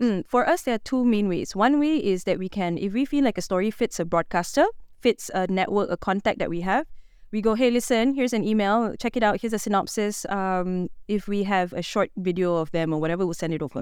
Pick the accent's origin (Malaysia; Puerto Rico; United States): Malaysia